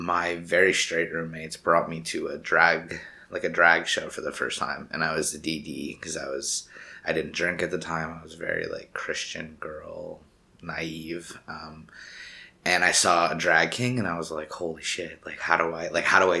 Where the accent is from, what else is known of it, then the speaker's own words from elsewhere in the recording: Buffalo, New York, United States; also born or lived in Conroe, Texas; now in New York City, United States; By, like, I think four-ish, we had moved up to New York State, outside of Buffalo area in the country